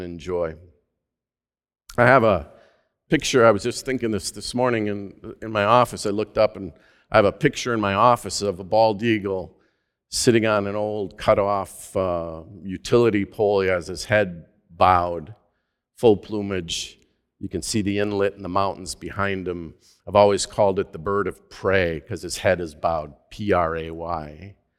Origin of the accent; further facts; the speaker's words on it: Minnesota, United States; also born or lived in Alaska; my home state